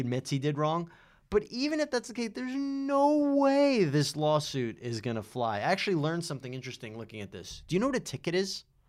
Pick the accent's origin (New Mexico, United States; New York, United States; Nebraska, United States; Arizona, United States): New York, United States; I'm from New York